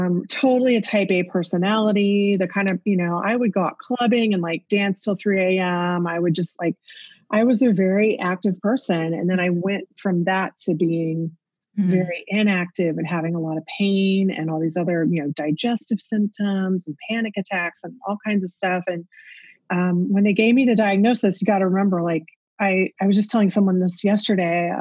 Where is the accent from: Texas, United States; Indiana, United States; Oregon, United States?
Texas, United States; Houston; moved away as an adult; also born or lived in Chicago area, Illinois; now in Chicago, United States; I'm originally from Houston. So people don't normally think of me as being a Texan. I mean, I've lived here in the Chicago area for more than 25 years. But I'm still a Texan at heart. I still say y'all all the time